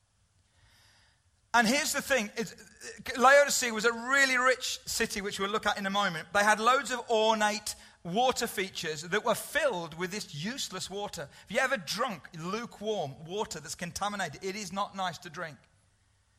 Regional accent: United Kingdom; we're British

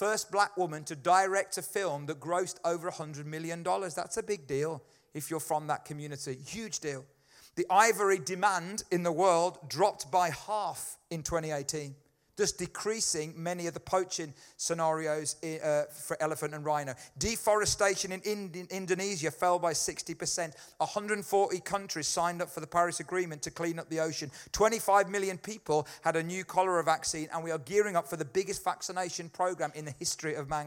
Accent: United Kingdom; being British

